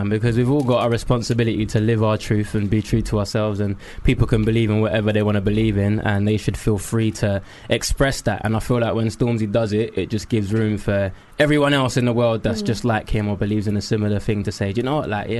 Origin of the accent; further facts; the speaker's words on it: London, United Kingdom; I'm from East London.